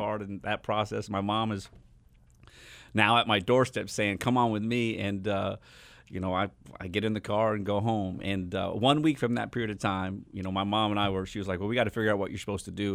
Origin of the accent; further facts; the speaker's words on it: Long Island, New York, United States; also born or lived in Chandler, Arizona; now in Phoenix, United States; I grew up o, on Long Island, New York, and, uh, graduated from high school there